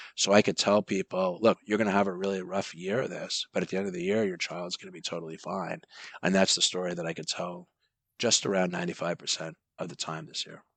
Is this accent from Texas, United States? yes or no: no; Massapequa, New York, United States; now in Los Angeles, United States; I grew up in Massapequa, Long Island.